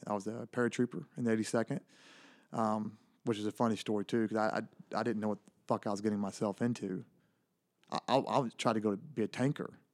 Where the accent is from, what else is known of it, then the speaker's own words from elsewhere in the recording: Elysian Fields, Texas, United States; Really small town in, in Northeast Texas. The town is called Elysian Fields